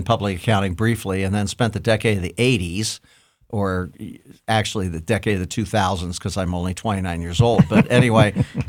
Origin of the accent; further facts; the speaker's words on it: Columbus, Ohio, United States; Oh, I was born and bred on the Hilltop, and I just think it's a wonderful place.